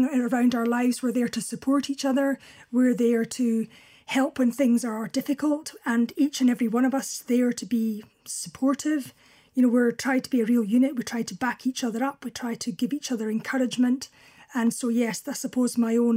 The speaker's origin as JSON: {"language": "English", "town": "Crossford", "region": "Scotland", "country": "United Kingdom", "tie": "born or raised there", "also_born_or_lived": "Carnock, Fife", "lives_now": "Kinross, United Kingdom", "said": "I was born at home in Carnock in Fife, and very shortly after that, we moved to a small village called Crossford, also in Fife"}